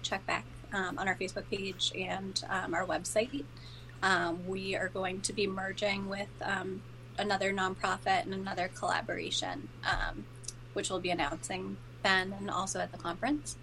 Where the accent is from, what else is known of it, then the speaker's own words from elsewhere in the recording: Plymouth, Massachusetts, United States; my hometown